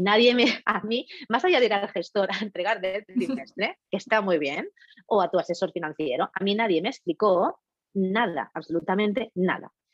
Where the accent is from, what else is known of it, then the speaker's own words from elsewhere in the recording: Catalonia, Spain; yo, catalana de nacimiento y ciudadana del mundo de corazón